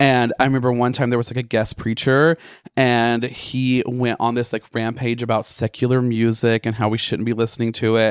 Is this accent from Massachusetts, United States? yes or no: no; Bald Knob, Arkansas, United States; moved away; growing up in Arkansas in Ball Knob